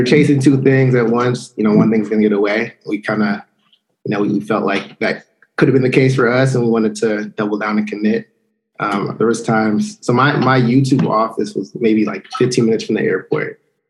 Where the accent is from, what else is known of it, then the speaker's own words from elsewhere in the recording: Shaker Heights, Ohio, United States; moved away as an adult; now in Oakland, United States; 24, born and raised in Shaker Heights, Ohio. So suburb outside of Cleveland, maybe 20-30 minutes. My parents live further out now, but been out in the Bay for about 10 years.